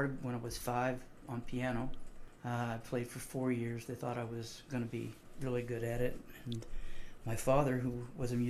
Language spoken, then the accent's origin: English; Enid, Oklahoma, United States; moved away as an adult; also born or lived in Memphis, Tennessee / San Diego, California; I was born in Enid and not in Beverly Hills